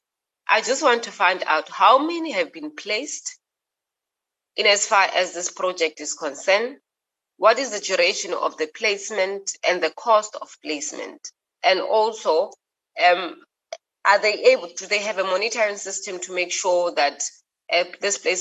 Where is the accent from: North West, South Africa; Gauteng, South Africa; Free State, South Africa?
Free State, South Africa; I'm from the Free State